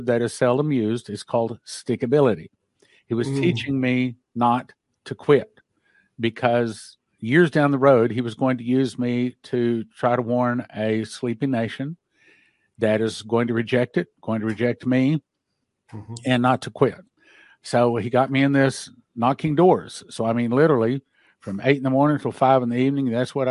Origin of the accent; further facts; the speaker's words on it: Odessa, Texas, United States; I grew up in Odessa, Texas